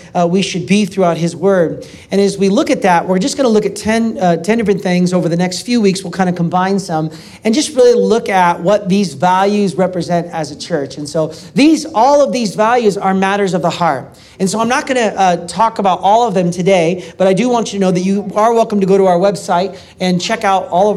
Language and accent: English; Portland, Oregon, United States; my hometown, Portland, Oregon